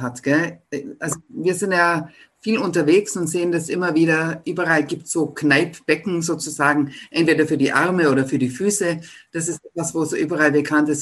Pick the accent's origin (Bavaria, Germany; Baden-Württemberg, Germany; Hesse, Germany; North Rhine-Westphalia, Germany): Bavaria, Germany; Ottobeuren; das ist meine Heimat, denn ich bin aus Ottobeuren